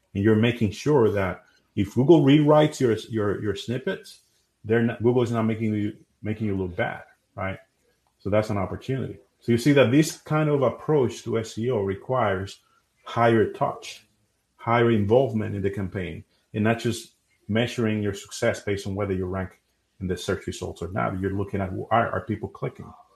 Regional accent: Dominican Republic; moved away as an adult; now in United States; I'm originally from Dominican Republic, and I moved here in 2010 in the U.S.

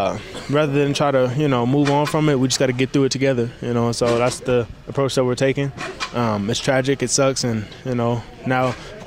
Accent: Los Angeles, California, United States; moved away as an adult; now in Salt Lake City, United States; Super special in my hometown.

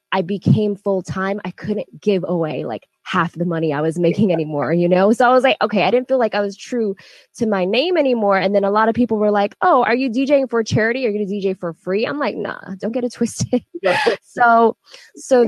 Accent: Northern Virginia, United States; also born or lived in Texas; I actually was born in Texas and raised in Virginia

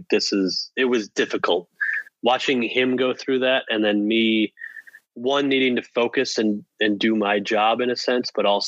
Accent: Minnesota, United States; I'm a Minnesotan, so I grew up as a fan of Joe Mauer

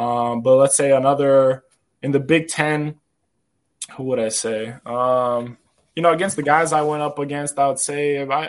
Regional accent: Serbia; And growing up in Serbia, you know, there's, I don't know if you heard of Serbian fans, especially soccer and basketball fans, you know, they are crazy to say, you know.

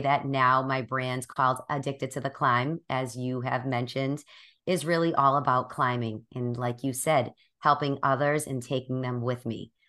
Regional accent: Boston, Massachusetts, United States; I'm from Boston, which you will notice in a few minutes as I start talking. And I have, I've born and raised here my whole life.

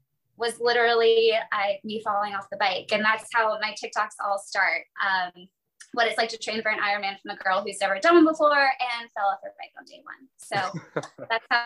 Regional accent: Virginia, United States; now in Jacksonville, United States; I currently reside in Jacksonville, Florida. I grew up in Virginia, so I'm kind of new to this area.

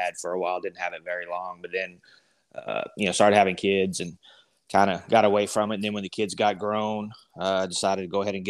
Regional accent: Texas Panhandle, United States; also born or lived in Oklahoma; I was born in Oklahoma and actually grew up up in a little town up in the Panhandle, Texas

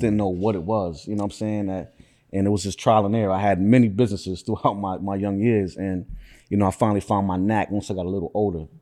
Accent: Syracuse, New York, United States; I was born and raised in Syracuse

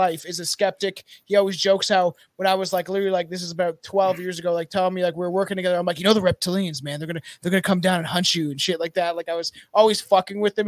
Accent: Canada; I'm from Canada

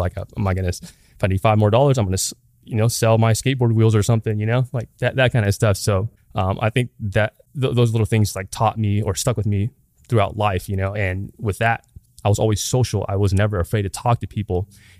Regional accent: Long Beach, California, United States; But yeah, I was born and raised in Long Beach on the east side specifically. In that area, it's pretty diverse, but it was all mixed with like poverty, ghettos, and then there's like nice neighborhoods too.

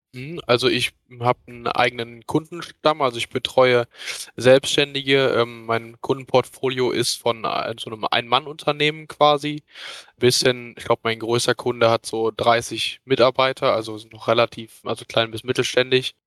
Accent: near Cologne, North Rhine-Westphalia, Germany; Ich komme aus der Nähe von Köln

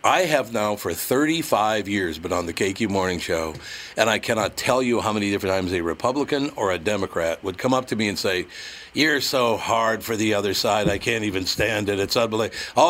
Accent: Minneapolis, Minnesota, United States; You know, I grew up in North Minneapolis, so I grew up in a neighborhood that's basically Catholics, Blacks, and Jews.

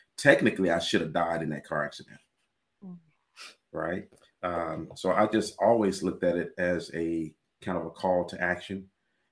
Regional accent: Mississippi, United States; moved away as an adult; also born or lived in California; I was born and raised in Mississippi

